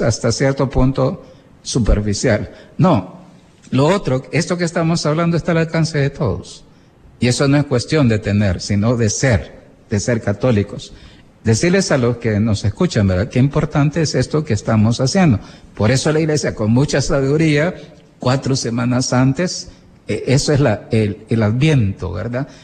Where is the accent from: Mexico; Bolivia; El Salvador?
El Salvador; así somos los salvadoreños